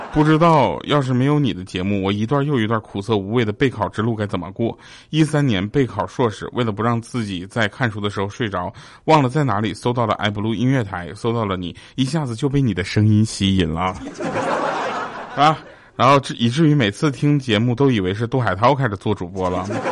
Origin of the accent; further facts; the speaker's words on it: Northeast China, China; accent: Northeastern (Dongbei); 我跟佳琪，我们两个的东北口音其实就不太一样